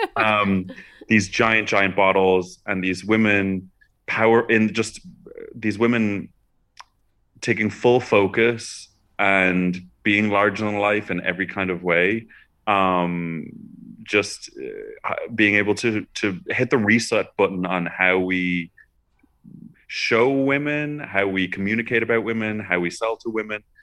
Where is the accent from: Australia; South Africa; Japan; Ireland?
Ireland; Dublin, Leinster; I grew up in Dublin, uh, in Ireland